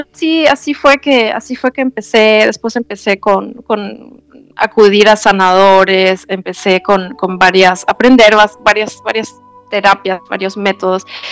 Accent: Germany; now in Ecuador; yo soy de Alemania

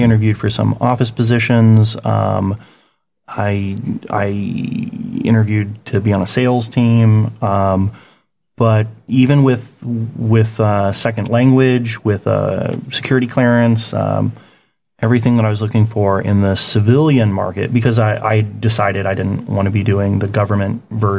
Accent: Topeka, Kansas, United States; moved away as an adult; also born or lived in New York City / Augusta, Georgia; now in Changwon, South Korea; No, I'm from Kansas. Okay. Topeka, Kansas.

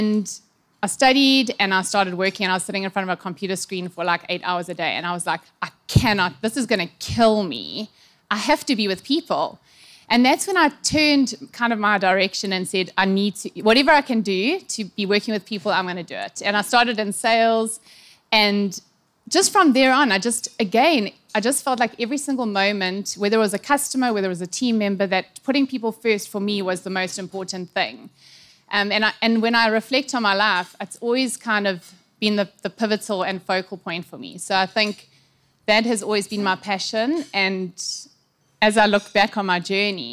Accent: Durban, KwaZulu-Natal, South Africa; born and bred in Durban, KZN. Actually born in Addington Hospital

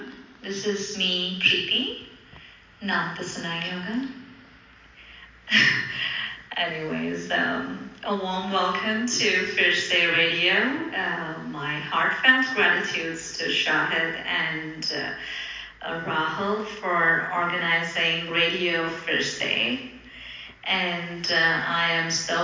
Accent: Dubai, United Arab Emirates; first language Telugu; English is a second language; also born or lived in Bangalore, India; I was born in Bangalore, and I speak about six languages. My mother tongue is Telugu. Apart from that, I speak Tamil, Hindi, Kannada, English, a little bit of Arabic because I was raised in Dubai.

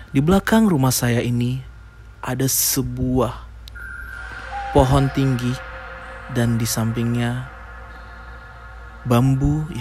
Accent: Samosir, North Sumatra, Indonesia; Cerita berawal dari daerah saya di daerah Sum Samosir.

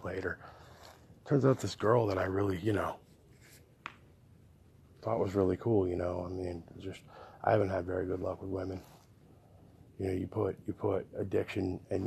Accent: Connecticut, United States; now in Texas, United States; I grew up in Connecticut. I grew up in New England in a really small town

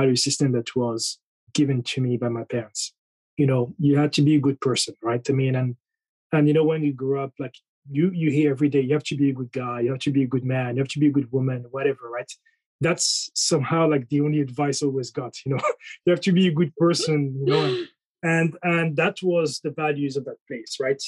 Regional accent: Morocco; moved away; also born or lived in France / United Kingdom; I was born in France, and then I think a few months later, I was in Morocco

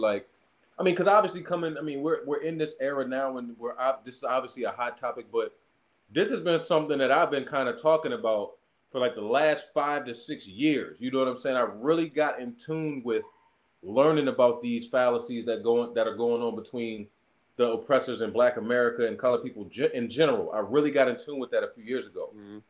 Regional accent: Pasadena, United States; I'm from Pasadena, bro. Like, it's 62,000 people in Pasadena with an 86% white population.

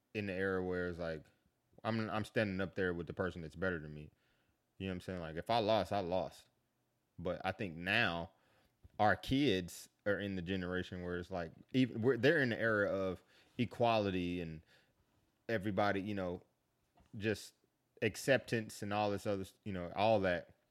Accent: Kansas City, Missouri, United States; moved away as an adult; now in Atlanta, United States; I grew up in Kansas City

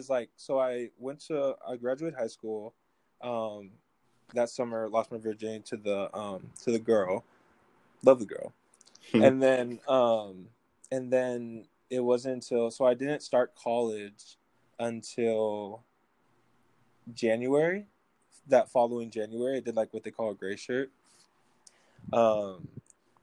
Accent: Midwest, United States; now in Federal Way, United States; I'm from the Midwest

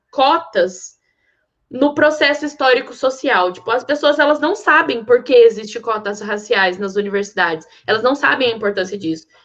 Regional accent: Maringá, Paraná, Brazil; Eu sou de Maringá

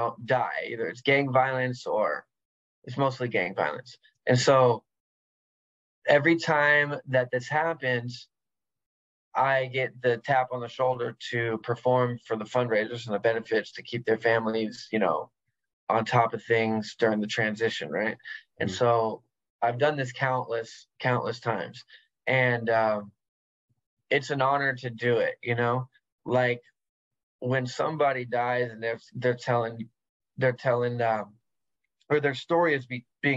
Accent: San Diego, California, United States; I love growing up in San Diego because it made me a gladiator.

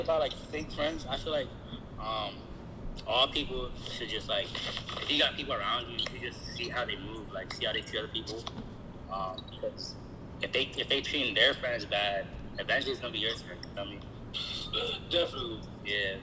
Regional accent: Silver Spring, Maryland, United States; I'm from Silver Spring, Maryland

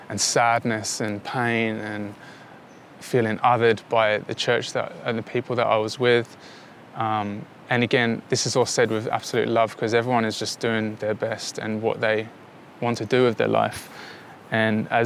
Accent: London, United Kingdom; moved away; when I grew up in London

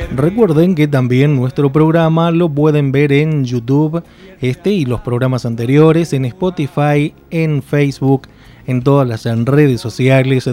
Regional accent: Mendoza, Argentina; nuestra provincia de Mendoza

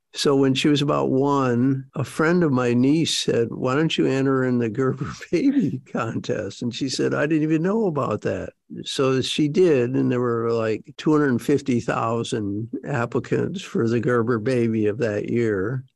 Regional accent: Detroit, Michigan, United States; also born or lived in Jackson Heights, Queens, New York; I grew up in Detroit, Michigan. Um, I was born in New York, actually

